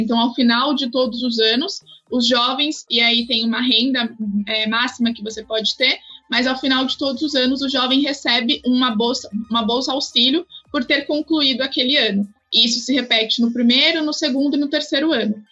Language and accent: Portuguese; Brazil; quem somos como, como país, como brasileiros